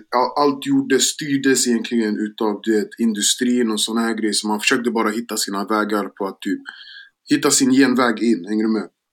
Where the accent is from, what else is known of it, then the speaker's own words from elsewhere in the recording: Gambia; now in Sweden; jag är från Västafrika, jag är från Gambia